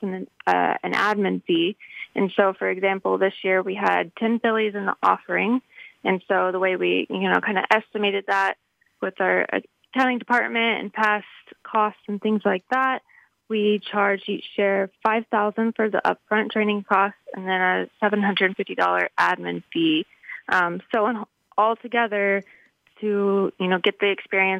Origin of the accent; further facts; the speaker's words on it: Texas, United States; moved away as an adult; also born or lived in Kentucky; my home state